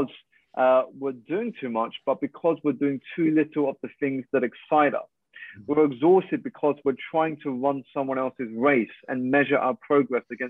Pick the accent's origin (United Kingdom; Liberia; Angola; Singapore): United Kingdom; I'm a Malaysian Chinese. I was born here in the UK to two Malaysian parents